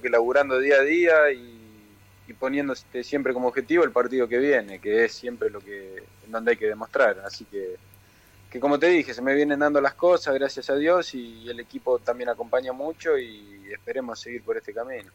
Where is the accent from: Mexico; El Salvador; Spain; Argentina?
Argentina; Rafaela, Santa Fe; moved away as an adult; also born or lived in Italy; now in Buenos Aires, Argentina; nací acá en Capital Federal y a los dos años me fui para Italia porque mi viejo fue a jugar allá y nos mudamos para allá. Entonces después volví a los 10 al pueblo de mi viejo y al año nos fuimos a vivir a, Rafaela. Así que desde los 10, 12